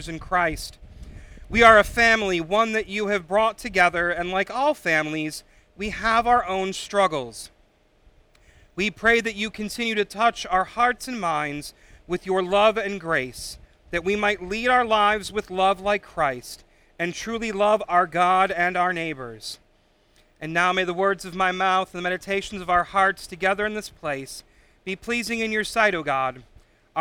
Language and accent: English; Illinois, United States; now in Michigan, United States; I am from Illinois